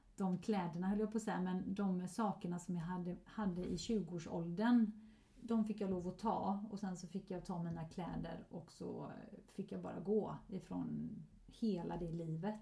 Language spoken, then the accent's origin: Swedish; Sweden; also born or lived in Gothenburg, Sweden; hemma i Sverige